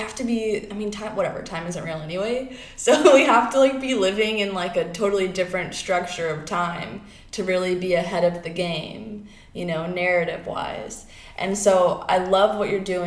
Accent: Florida, United States; now in Oregon, United States; I'm from Florida, and I have these parents that don't understand me, and I went to Catholic school

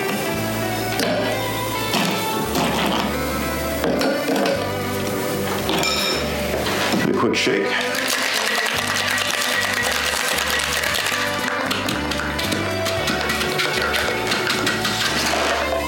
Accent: California, United States; moved away; I'm from California

